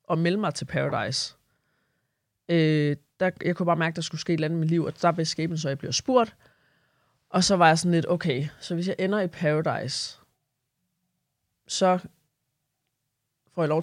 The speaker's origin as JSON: {"language": "Danish", "region": "Southern Denmark", "country": "Denmark", "said": "Uh, jeg er også Fynbo."}